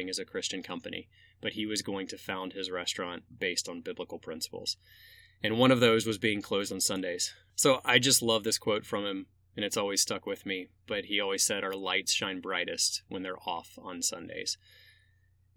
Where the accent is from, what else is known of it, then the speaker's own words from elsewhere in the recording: Atlanta, Georgia, United States; moved away as an adult; now in Central Illinois, United States; I grew up in Atlanta and I'm the youngest of three